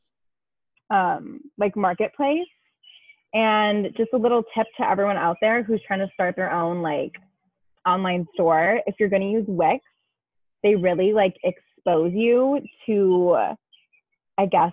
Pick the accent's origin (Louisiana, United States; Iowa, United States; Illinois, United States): Illinois, United States; Chicago; I am from Chicago, Illinois, aka the suburbs.